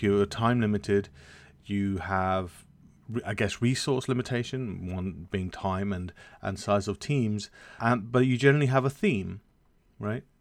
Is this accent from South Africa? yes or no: no; United Kingdom; as a British person